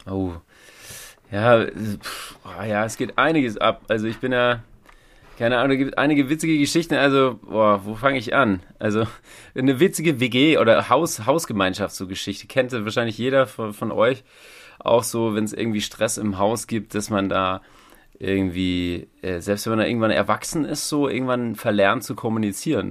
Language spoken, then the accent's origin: German; Thuringia, Germany; moved away; Ich komme ja auch gar nicht hier so aus, aus, aus der Gegend. Ne? Ich bin ja ähm, Thüringer, wie man hören kann, oder auch nicht